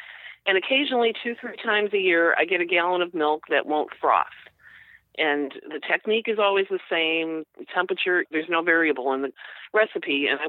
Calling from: Norridge, Illinois, United States; Norridge, Illinois, Chicago.

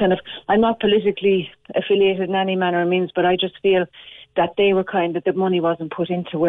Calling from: Glanmire, County Cork, Ireland; also born or lived in Bahrain; I'm coming in from Glenmire in Cork. Moved back over 2 weeks ago from Bahrain.

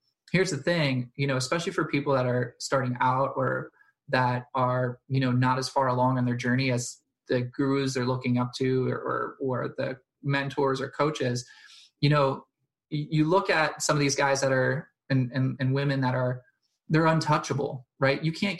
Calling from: Delaware, United States; I'm in Delaware in the United States

